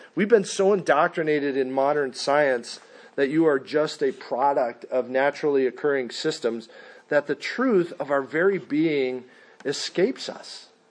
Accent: Mesa, Arizona, United States; I am from Mesa, Arizona

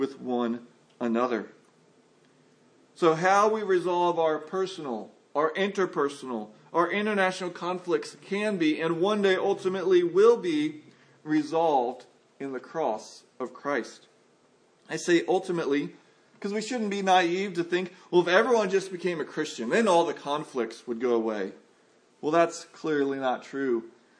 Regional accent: United States; I'm an American

